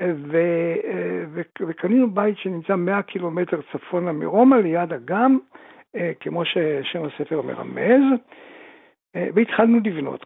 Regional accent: Tripoli, Libya; moved away; גם אני נולדתי שם

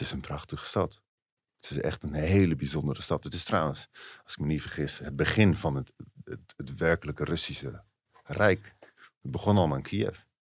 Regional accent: Netherlands

